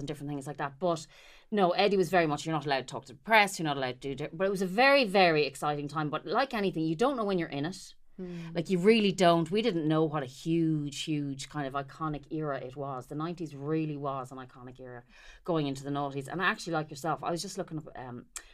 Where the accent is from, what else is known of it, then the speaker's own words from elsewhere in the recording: Carlow, Leinster, Ireland; moved away as an adult; also born or lived in Dublin; I'm a country bumpkin. I'm from Carlow